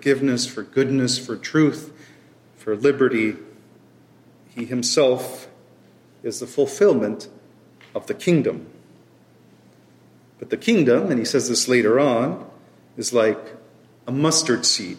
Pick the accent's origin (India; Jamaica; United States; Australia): United States; Oklahoma City, Oklahoma; moved away as an adult; also born or lived in Grand Rapids, Michigan / Fort Worth, Texas; So I'm from Oklahoma. So I was born and raised in Oklahoma City, and I was there through high school.